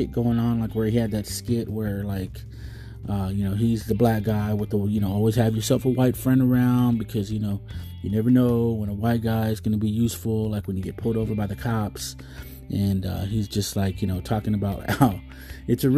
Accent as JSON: {"language": "English", "region": "Texas", "country": "United States", "said": "I'm obviously a Texan, Tejano, or, you know, I live in the United States"}